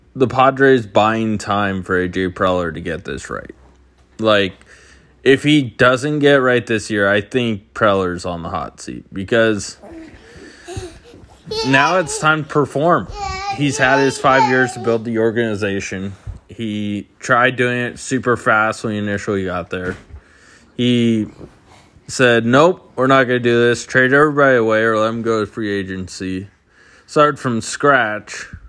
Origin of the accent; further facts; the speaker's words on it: San Diego, California, United States; now in Phoenix, United States; I'm from San Diego originally